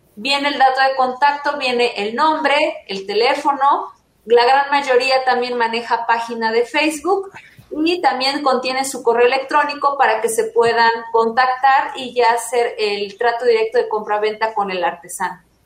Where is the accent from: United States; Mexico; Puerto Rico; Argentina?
Mexico; nos representa como cultura mexicana